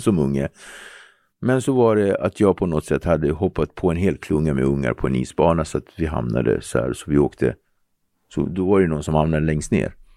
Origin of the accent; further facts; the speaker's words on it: Nacka, Stockholm County, Sweden; also born or lived in Henriksdalsringen / Cape Verde (ancestry); Jag kommer från Ektorp. Ektorp är pittoreskt, idylliskt.